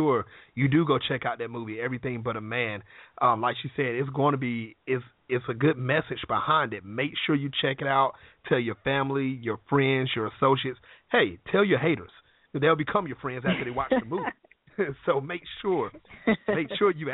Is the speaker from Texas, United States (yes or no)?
no; North Carolina, United States; I'm from North Carolina, so you know we're in the country